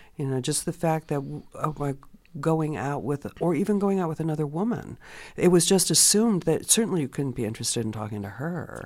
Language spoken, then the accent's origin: English; California, United States; I grew up in California